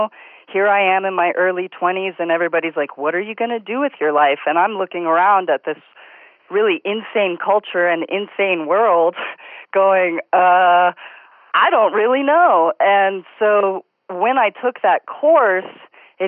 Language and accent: English; Los Angeles, California, United States; moved away as an adult; also born or lived in Boston, Massachusetts; now in Cornville, United States; I grew up in Los Angeles, or in the suburbs of Los Angeles